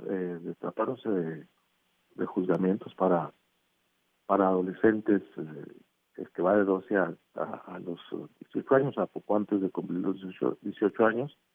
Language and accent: Spanish; Oaxaca, Mexico; yo soy de Oaxaca y me da, me